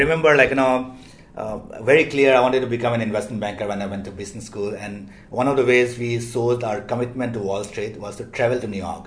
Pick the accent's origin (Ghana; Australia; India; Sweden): India; moved away as an adult; also born or lived in United States / London; I'm Asian, I'm Indian